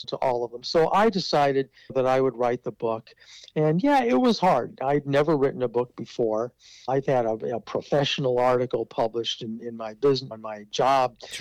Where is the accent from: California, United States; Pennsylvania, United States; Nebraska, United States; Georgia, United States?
Nebraska, United States; Omaha; as a Jewish person growing up in Omaha